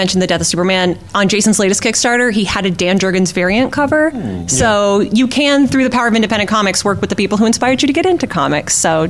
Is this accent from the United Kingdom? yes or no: no; Canada; moved away; when I grew up, I read mostly French language comics. I'm from Canada originally